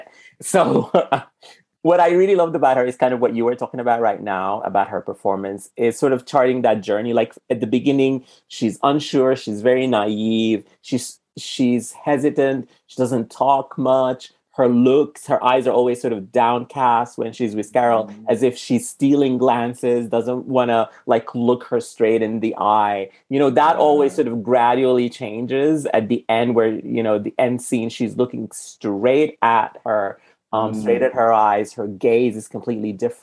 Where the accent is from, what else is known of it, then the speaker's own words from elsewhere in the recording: Sudan; now in United States; I'm from Sudan. So I grew up eating completely different food than what people eat here in America